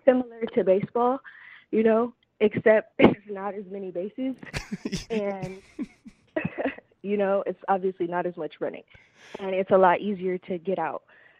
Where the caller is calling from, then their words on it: Grand Rapids, Michigan, United States; The Mitten, calling in from Grand Rapids, Michigan.